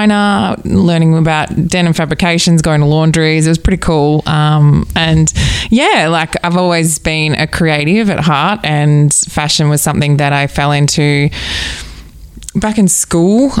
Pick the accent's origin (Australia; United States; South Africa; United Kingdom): Australia; Mornington Peninsula, Victoria; I'm from the Mornington Peninsula. I grew up down here and sort of I've always gravitated back here.